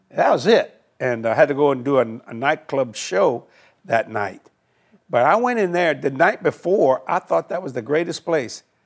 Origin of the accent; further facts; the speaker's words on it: New Orleans, Louisiana, United States; also born or lived in Houma, Louisiana; I moved to Houma, but I was raised on the West Bank of New Orleans